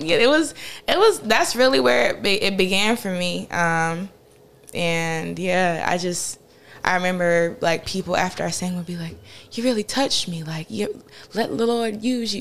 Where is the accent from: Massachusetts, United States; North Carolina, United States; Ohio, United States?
North Carolina, United States; Farmville; I'm from a tiny town called Farmville, North Carolina